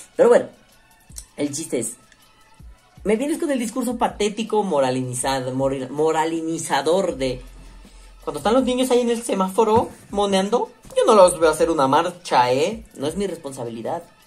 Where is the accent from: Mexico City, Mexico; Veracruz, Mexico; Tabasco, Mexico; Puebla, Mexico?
Mexico City, Mexico; Soy de la Ciudad de México me gusta mucho recorrer el centro de la Ciudad de México